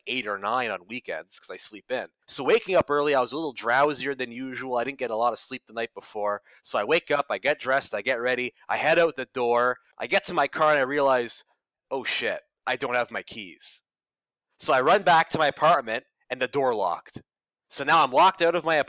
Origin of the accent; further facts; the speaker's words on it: Ottawa, Ontario, Canada; moved away as an adult; also born or lived in Toronto; I came from Ottawa, the big city, and I've lived in Ottawa my whole life. I grew up there, but I was born in Toronto